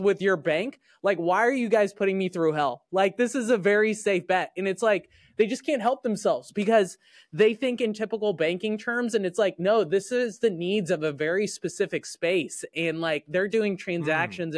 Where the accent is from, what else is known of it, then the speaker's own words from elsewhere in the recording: Indiana, United States; I grew up in Indiana